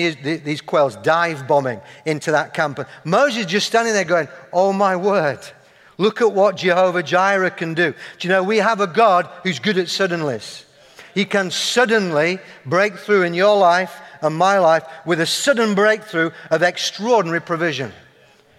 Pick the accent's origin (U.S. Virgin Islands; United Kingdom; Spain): United Kingdom; Yorkshire and the Humber; accent: Yorkshire; moved away; people hear my accent, observe my flat cap, see my love of Yorkshire puddings